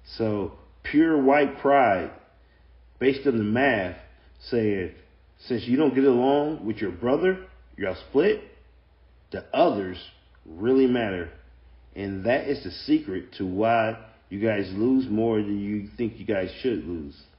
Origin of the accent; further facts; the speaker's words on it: United States; I'm black. I'm black American